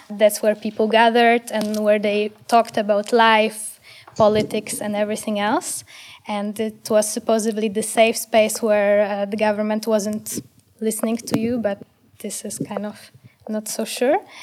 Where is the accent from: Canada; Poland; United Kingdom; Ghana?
Poland; now in Amsterdam, Netherlands; I'm from Poland originally